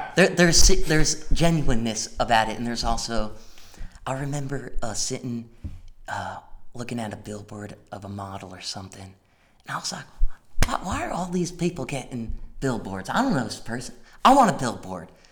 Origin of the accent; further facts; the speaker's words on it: Greens Farms, Connecticut, United States; my hometown, Connecticut